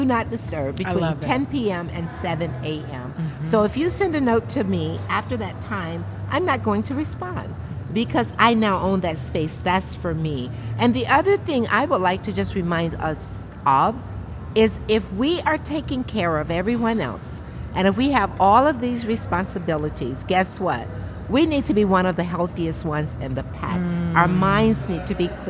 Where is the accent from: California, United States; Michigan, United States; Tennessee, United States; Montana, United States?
Michigan, United States; Grand Rapids; I'm from Grand Rapids